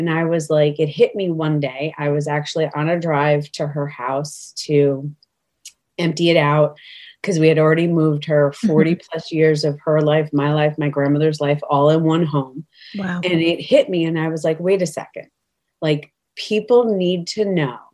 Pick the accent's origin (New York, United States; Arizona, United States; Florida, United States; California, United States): New York, United States; now in Connecticut, United States; I am originally from New York, but I reside in Connecticut now